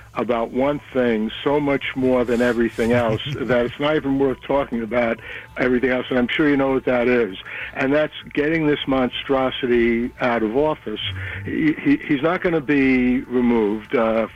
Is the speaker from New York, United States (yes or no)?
yes; New York City, New York, United States; I grew up in the Bronx. You know, I lived with my parents off Allerton and Olinville Avenue, right around that time.